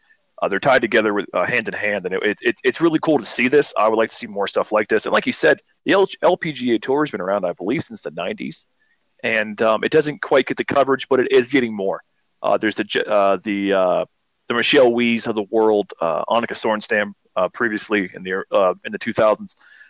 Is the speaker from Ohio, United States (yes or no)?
yes; Northeast Ohio, United States; we grew up in Northeast Ohio